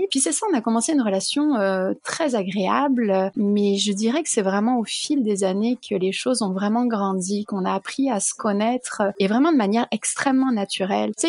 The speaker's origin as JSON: {"language": "French", "country": "France", "lives_now": "Canada", "said": "donc je suis devenue canadienne, je me sens canadienne, je me sens aussi française, peut-être un peu plus française que canadienne."}